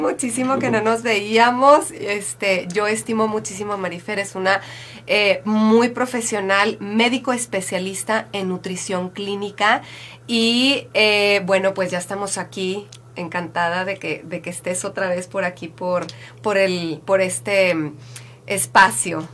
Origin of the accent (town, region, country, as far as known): Mexico